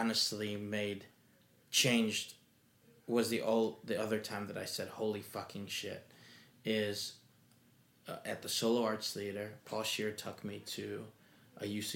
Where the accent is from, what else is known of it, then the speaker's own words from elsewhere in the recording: Michigan, United States; I'm from Michigan